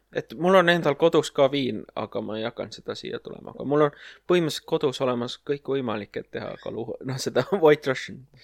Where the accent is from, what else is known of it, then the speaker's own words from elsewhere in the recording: Tallinn, Harju County, Estonia; ma olen ise Mustamäelt